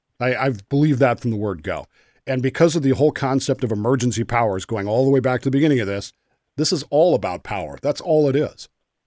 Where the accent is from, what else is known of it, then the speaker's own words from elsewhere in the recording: Utah, United States; I grew up in Utah in the late 70s.